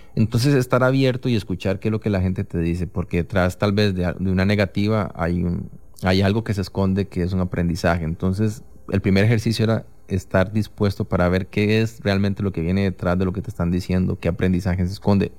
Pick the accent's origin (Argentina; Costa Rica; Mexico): Costa Rica; tengo este trabajo, soy de Costa Rica